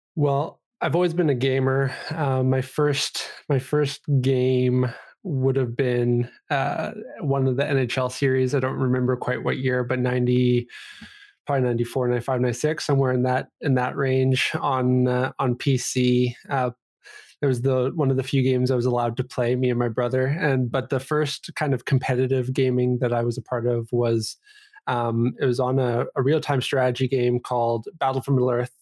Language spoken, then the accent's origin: English; Vancouver, British Columbia, Canada; also born or lived in Calgary, Alberta; I grew up here in B C. Uh, I was born in, uh, Calgary, Alberta, which is just a province away here, but, uh, basically born and, or bred here in, in Vancouver